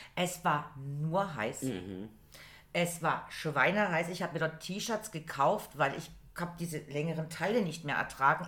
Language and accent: German; Germany; wir sind Deutsche